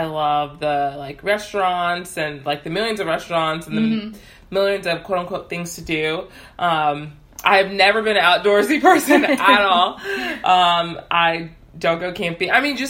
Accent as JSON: {"language": "English", "town": "Houston", "region": "Texas", "country": "United States", "tie": "born or raised there", "also_born_or_lived": "North Carolina", "said": "I grew up in Houston, so, for the most part."}